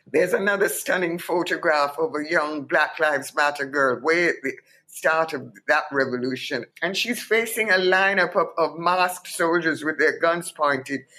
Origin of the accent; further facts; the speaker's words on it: Kingston, Jamaica; moved away as an adult; also born or lived in London, United Kingdom; to swim across Kingston Harbor at 15